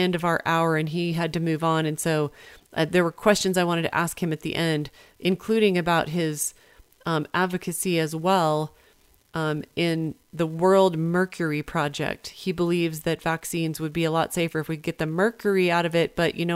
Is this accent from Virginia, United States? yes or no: yes; Virginia, United States; my home state